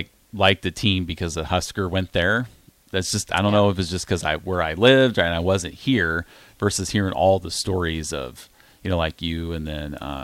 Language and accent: English; Iowa, United States; now in Nebraska, United States; growing up in Iowa